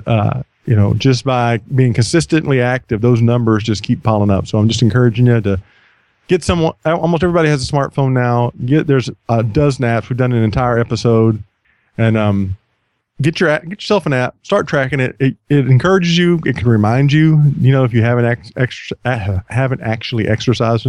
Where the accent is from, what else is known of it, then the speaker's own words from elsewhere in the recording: United States; I'm an American